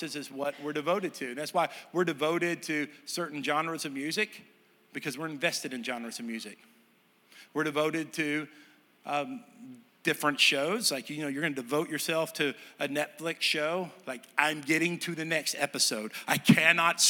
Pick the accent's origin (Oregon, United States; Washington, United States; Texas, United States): Texas, United States; moved away; I'm from Texas.